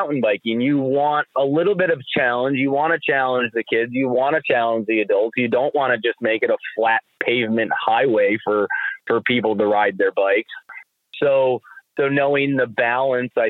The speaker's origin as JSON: {"language": "English", "town": "New Salem", "region": "New York", "country": "United States", "tie": "born or raised there", "also_born_or_lived": "Voorheesville, New York", "said": "I grew up in New Salem"}